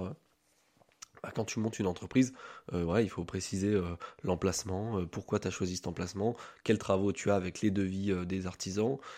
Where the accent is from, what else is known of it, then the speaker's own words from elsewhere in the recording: Orléans, Centre-Val de Loire, France; now in Strasbourg, France; je suis né à Orléans, je vis à Strasbourg depuis deux ans